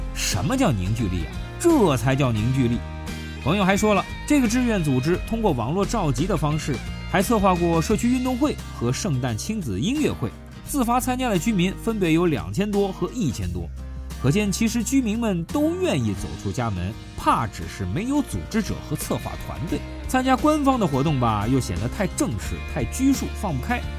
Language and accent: Chinese; China; 我们中国人